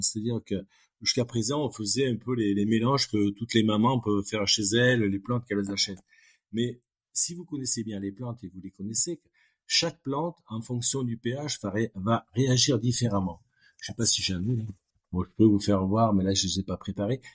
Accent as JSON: {"language": "French", "country": "France", "said": "En tant que Français"}